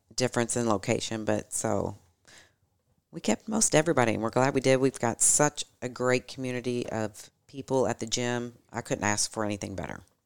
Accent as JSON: {"language": "English", "town": "Louisville", "region": "Kentucky", "country": "United States", "tie": "born or raised there", "said": "We both grew up here in Louisville"}